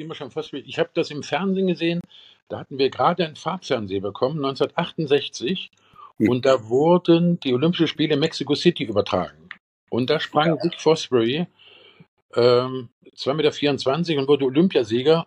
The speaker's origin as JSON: {"language": "German", "region": "Eifel", "country": "Germany", "said": "bei uns in der Eifel"}